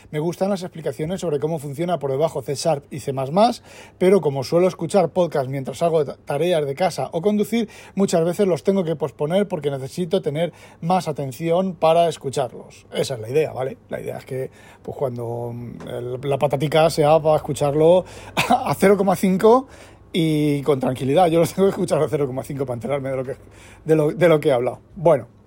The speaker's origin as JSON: {"language": "Spanish", "country": "Spain", "said": "En, España estaría en el mismo gueto, siendo español. Lo que aquí, por ejemplo, no sé, en España por la renta me preocupaba yo de mirar, de estar un poco al día."}